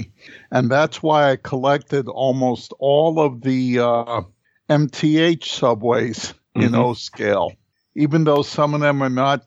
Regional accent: New York City, New York, United States; a kid growing up in New York City, which is what I was back then

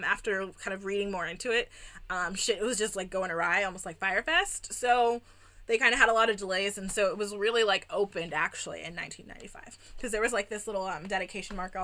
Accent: Texas, United States; we're from Texas

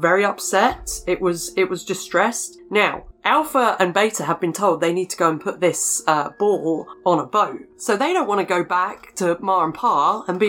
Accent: England, United Kingdom; I'm English

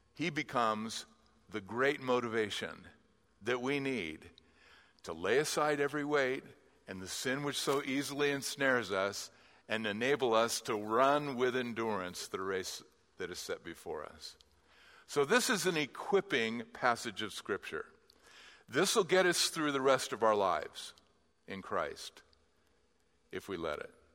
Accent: Southern California, United States; I grew up in Southern California, and I'm an LA Dodgers fan

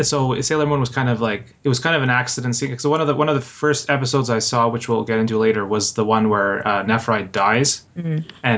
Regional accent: Canada; growing up in Canada

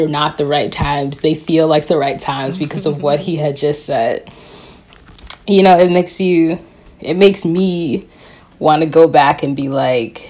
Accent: Chicago, Illinois, United States; Chicago, which is my hometown and Tawana's hometown

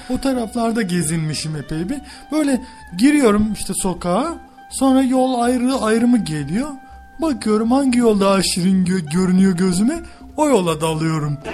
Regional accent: Hatay, Turkey

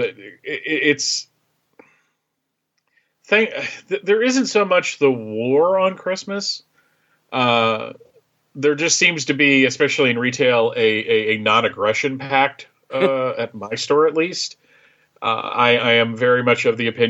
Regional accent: Bethlehem, Pennsylvania, United States; moved away; I grew up in Pennsylvania, right outside Bethlehem, Pennsylvania.

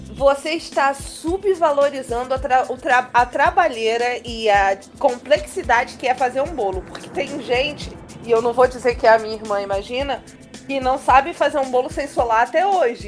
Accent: Rio de Janeiro, Brazil; A gente é carioca

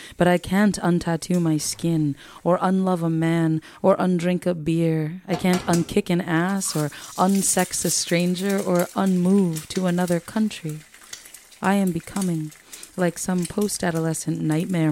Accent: New York, United States; moved away; I'm from New York originally

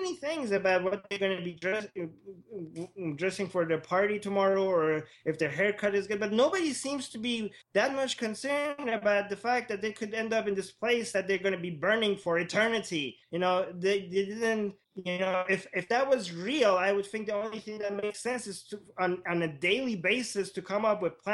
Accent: Tehran, Tehran Province, Iran; I was born in Iran, in Tehran, and I was born in a fairly liberal family.

